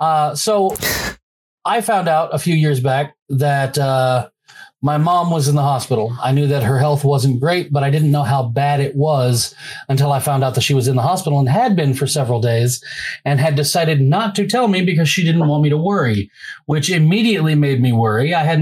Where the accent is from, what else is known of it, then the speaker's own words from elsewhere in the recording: Bossier City, Louisiana, United States; Yeah, I grew up for the most part a block away from the main gate to Barksdale Air Force Base.